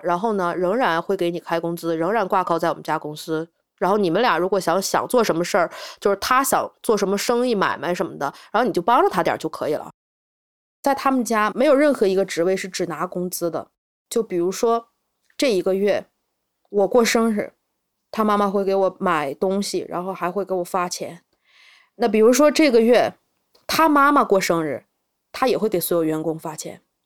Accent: Changchun, Jilin, China; 我是来自吉林长春，今年三十岁

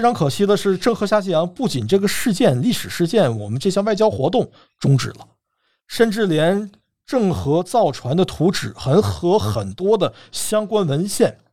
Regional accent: China; 我们中国人

